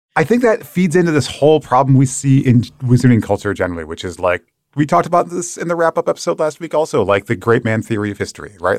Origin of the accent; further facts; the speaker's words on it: Michigan, United States; my home state of Michigan